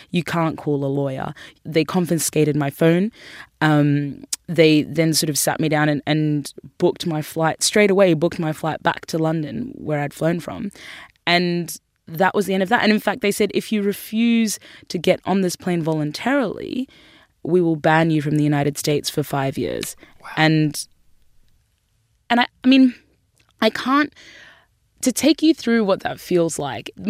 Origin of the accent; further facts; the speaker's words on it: Sudan; born there; also because I was born in Sudan, and Sudan was one of the countries that was put on the Muslim ban list.